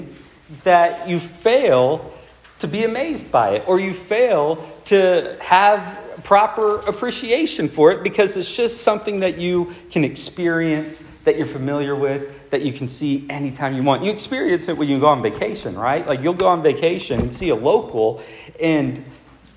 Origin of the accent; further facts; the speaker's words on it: Del Rio, Texas, United States; a large portion of my childhood was without a movie theater. It's, like, very isolated.